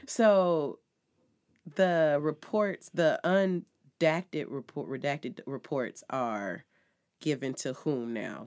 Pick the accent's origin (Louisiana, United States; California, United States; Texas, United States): California, United States; Los Angeles; I'm from L